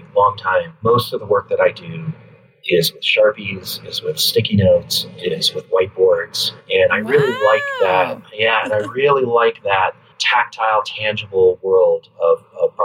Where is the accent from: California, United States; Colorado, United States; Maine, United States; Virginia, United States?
Colorado, United States; moved away as an adult; also born or lived in New York; now in Los Angeles, United States; I'm originally from the West. I grew up in Colorado